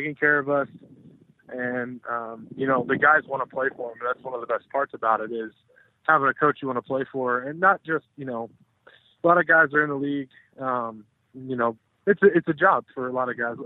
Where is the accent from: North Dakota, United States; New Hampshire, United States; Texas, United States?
Texas, United States; Austin; I'm from Texas originally, grew up in Austin